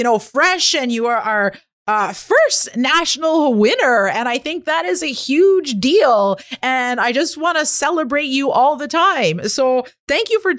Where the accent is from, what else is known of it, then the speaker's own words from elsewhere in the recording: Kitigan Zibi Anishinabeg, Quebec, Canada; I'm an entrepreneur from Kittagong, Zibi, Anishinaabe.